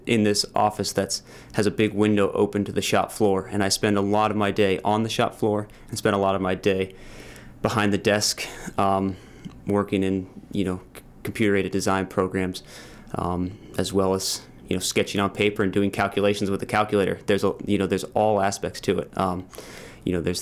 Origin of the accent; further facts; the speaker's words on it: Cape Elizabeth, Maine, United States; I grew up sailing in Casco Bay on boats with my family